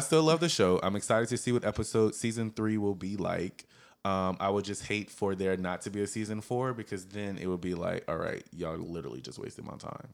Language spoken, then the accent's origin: English; the South, United States; We are all from the South